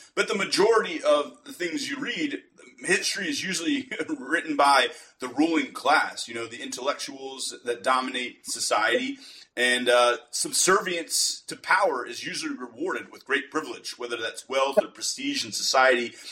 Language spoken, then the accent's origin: English; United States; being an American